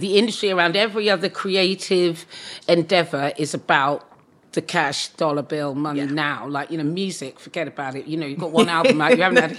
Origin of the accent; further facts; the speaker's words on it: Bury St Edmunds, East of England, United Kingdom; I grew up in Bury St Edmunds in Suffolk.